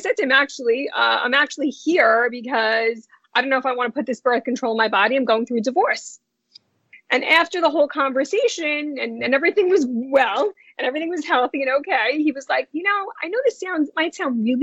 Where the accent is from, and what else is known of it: New York City, New York, United States; born or raised there; accent: New York; also born or lived in New Jersey